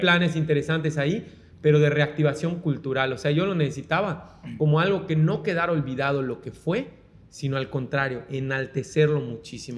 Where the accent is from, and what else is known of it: Mexico